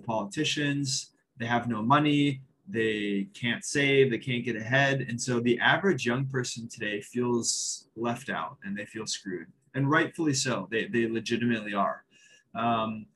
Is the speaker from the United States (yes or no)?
yes; United States; I'm from America